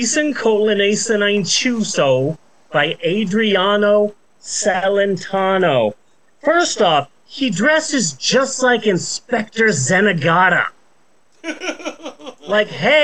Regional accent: United States; as an American

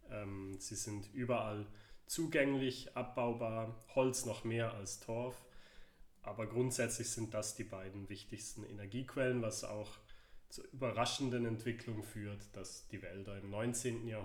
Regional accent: Herisau, Appenzell Ausserrhoden, Switzerland; Herisau, mein Heimatort

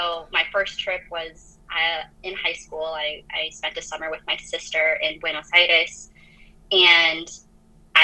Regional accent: Minnesota, United States; also born or lived in France; I grew up in France for a short while and then moved to Minnesota, for the rest of my like childhood and adolescence

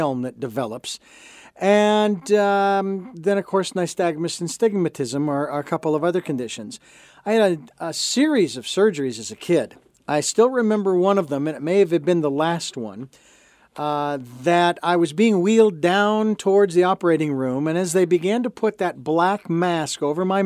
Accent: Phoenix, Arizona, United States; I lived, born and raised in Phoenix, Arizona.

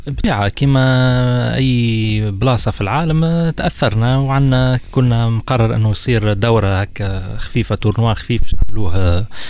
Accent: Tunisia; عندنا في تونس

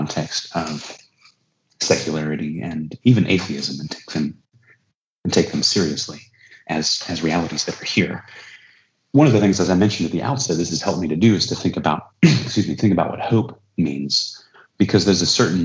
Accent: United States; as an American

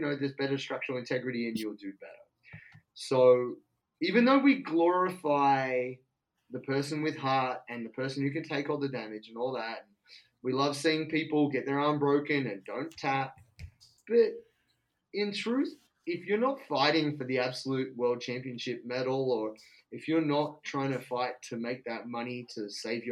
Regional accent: Penrith, New South Wales, Australia; moved away as an adult; now in Melbourne, Australia; I'm from Western Sydney, Penrith, Blue Mountains

